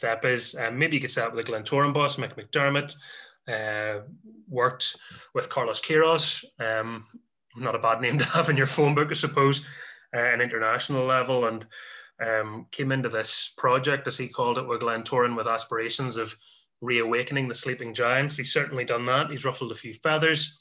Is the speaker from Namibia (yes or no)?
no; Carrickfergus, Northern Ireland, United Kingdom; my hometown team